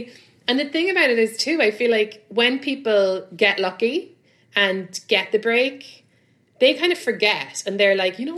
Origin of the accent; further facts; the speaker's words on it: London, United Kingdom; I come from London where, you know, like you do a few shows a week and you get like £60, £100, like not even clubs, just like your friends' shows or whatever.